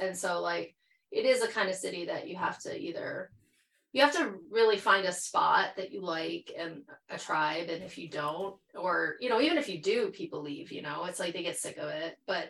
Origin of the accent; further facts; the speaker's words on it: Michigan, United States; moved away as an adult; also born or lived in Jackson, Michigan / Traverse City, Michigan / Ann Arbor, Michigan / Twentynine Palms, California; now in California, United States; at least where I'm from Michigan. So like a lot of my youth, I grew up in Jackson for half like my childhood. And then I went up to Traverse City, Michigan, and then Ann Arbor.